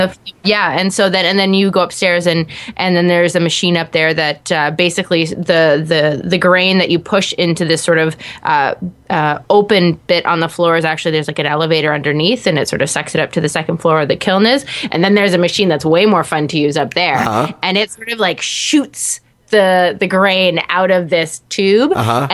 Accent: Canada; I'm from Canada

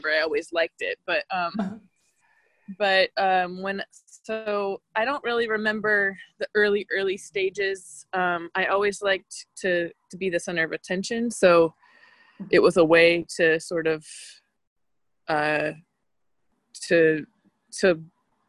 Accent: Boise, Idaho, United States; moved away; I'm from Boise, Idaho

